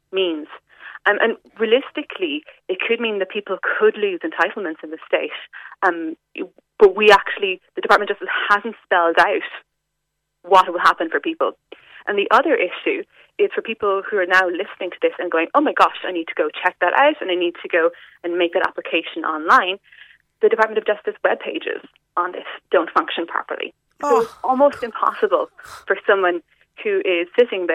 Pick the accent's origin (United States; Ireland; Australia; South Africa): Ireland; West Cork, Munster; I'm from West Cork myself